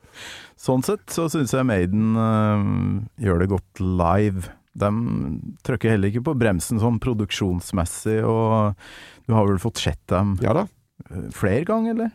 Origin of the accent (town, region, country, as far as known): Kolvereid, Trøndelag, Norway